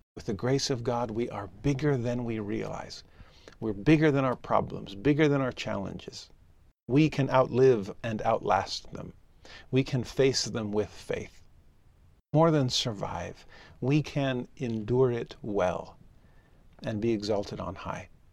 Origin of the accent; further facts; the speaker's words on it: Southern California, United States; also born or lived in Tennessee; now in Utah, United States; Growing up in Southern California, I loved going to the beach.